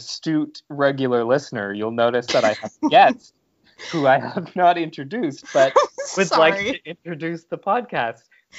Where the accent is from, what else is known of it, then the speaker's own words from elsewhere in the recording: Bowmanville, Ontario, Canada; moved away; From Bowmanville, from my hometown.